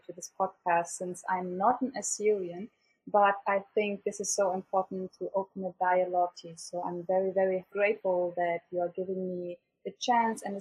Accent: Bonn, North Rhine-Westphalia, Germany; moved away as an adult; now in Erbil, Iraq; I grew up in Bonn, the former capital of Germany

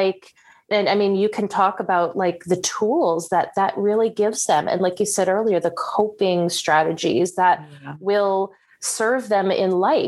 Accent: New Jersey, United States; I grew up in New Jersey

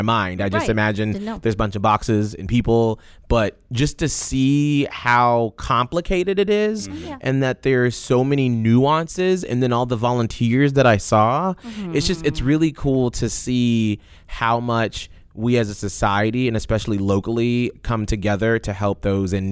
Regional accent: Denver, Colorado, United States; born or raised there; also born or lived in Atlanta, Georgia / Panama City; now in Tampa Bay, United States

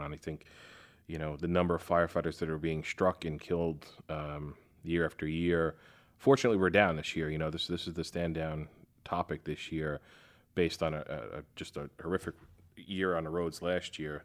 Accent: New York, United States; moved away as an adult; now in Fort Worth, United States; growing up in New York

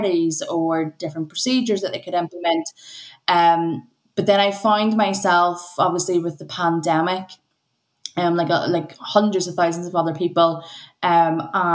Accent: Northern Ireland, United Kingdom; going to an integrated secondary school, growing up in Northern Ireland.

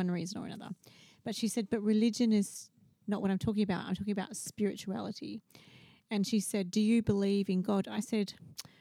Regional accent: Western Australia, Australia; I've been born and bred in Western Australia

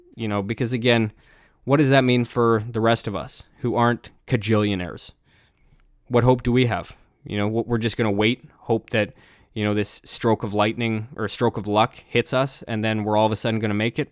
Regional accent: Canada; I'm Canadian

